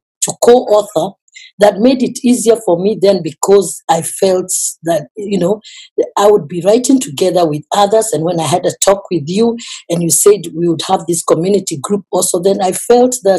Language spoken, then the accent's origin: English; Kenya; now in Cologne, Germany; I am a Kenyan, but I reside in Cologne